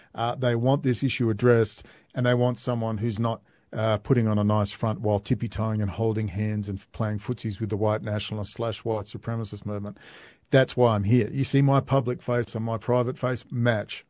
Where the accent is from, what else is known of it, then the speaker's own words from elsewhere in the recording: Perth, Western Australia, Australia; Perth, Western Australia, my hometown